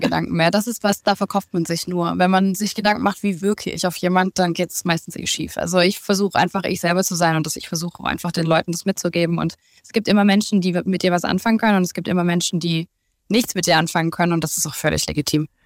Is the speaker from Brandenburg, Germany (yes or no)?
no; Stuttgart, Baden-Württemberg, Germany; in meiner Heimat in Stuttgart